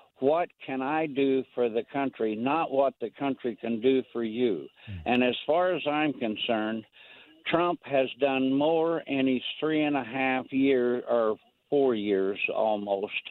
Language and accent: English; Greene County, Illinois, United States; I'm from Greene County, Illinois